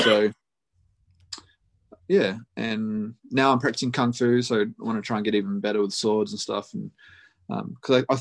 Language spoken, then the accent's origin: English; New Zealand; now in Australia; I live in Australia, but I grew up in New Zealand, and all my family live in New Zealand